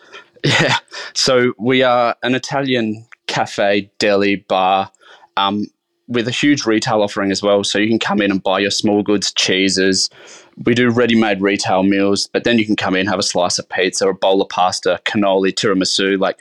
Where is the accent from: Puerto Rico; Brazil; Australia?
Australia; South Australia; So I grew up in the Adelaide Hills in a little town called Nan.